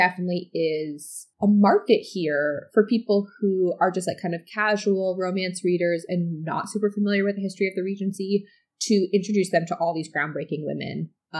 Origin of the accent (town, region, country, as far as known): Chicago, Illinois, United States; born or raised there; moved away